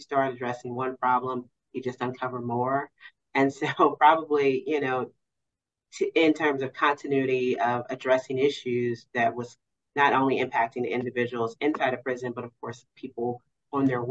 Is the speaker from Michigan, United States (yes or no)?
no; Cincinnati, Ohio, United States; moved away as an adult; also born or lived in Maryland / Kentucky; I am actually from Cincinnati, but I built my legal career outside in those areas